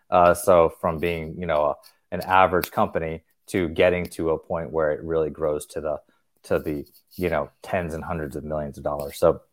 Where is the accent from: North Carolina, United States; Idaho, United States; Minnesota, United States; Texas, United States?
North Carolina, United States; also born or lived in Tennessee; So I came back to the Southeast where I grew up in North Carolina and Tennessee